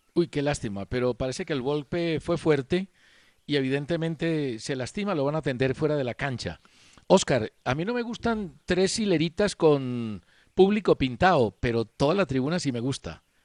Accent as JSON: {"language": "Spanish", "country": "Colombia", "said": "mi deseo como colombiano"}